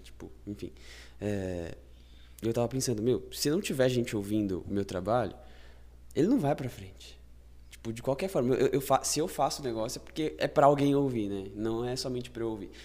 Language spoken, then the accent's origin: Portuguese; Brazil; vou usar a gente como brasileiro